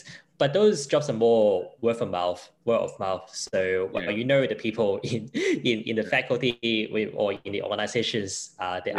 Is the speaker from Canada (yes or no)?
no; Hong Kong; English is a second language; moved away as an adult; now in Brisbane, Australia; I was from Hong Kong